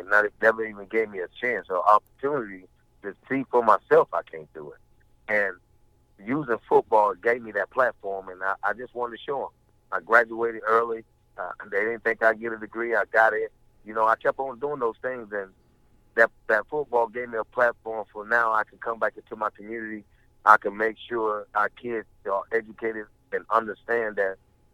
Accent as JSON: {"language": "English", "town": "Pompano Beach", "region": "Florida", "country": "United States", "tie": "born or raised there", "said": "my home state, for my community, which is Pompano Beach, Florida"}